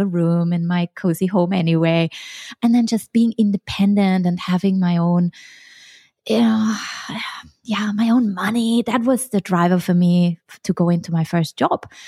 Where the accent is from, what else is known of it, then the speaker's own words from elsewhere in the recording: Vienna, Austria; moved away as an adult; also born or lived in Hong Kong / Sweden / China; I'm originally from Vienna and I studied Chinese at university.